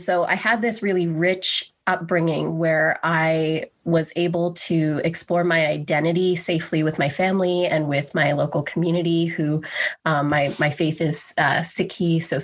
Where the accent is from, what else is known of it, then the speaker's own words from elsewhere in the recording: Grande Prairie, Alberta, Canada; I was born and raised in Grand Prairie, Alberta, a small city in northern Alberta.